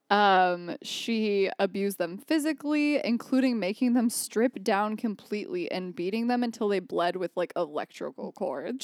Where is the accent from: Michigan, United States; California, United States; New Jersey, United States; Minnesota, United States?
Michigan, United States; Jackson; Jackson, where my hometown is